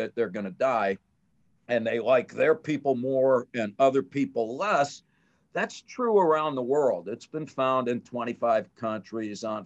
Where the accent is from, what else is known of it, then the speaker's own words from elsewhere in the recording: United States; being an American